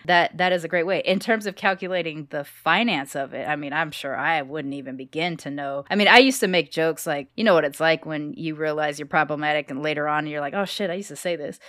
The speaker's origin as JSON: {"language": "English", "town": "Long Beach", "region": "California", "country": "United States", "tie": "born or raised there", "moved": "as an adult", "lives_now": "Texas, United States", "said": "I grew up in Long Beach"}